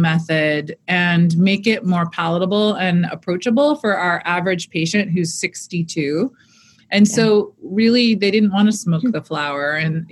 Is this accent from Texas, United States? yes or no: no; Seattle, Washington, United States; moved away; I'm from Seattle